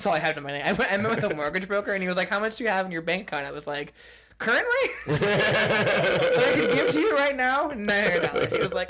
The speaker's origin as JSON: {"language": "English", "region": "Michigan", "country": "United States", "tie": "born or raised there", "moved": "yes", "said": "Oh, this was growing up in Michigan."}